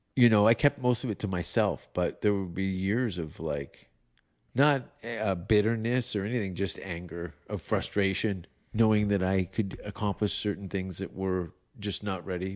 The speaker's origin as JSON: {"language": "English", "town": "Hamilton", "region": "Ontario", "country": "Canada", "tie": "born or raised there", "said": "Martin Short and Eugene Levy are from my hometown"}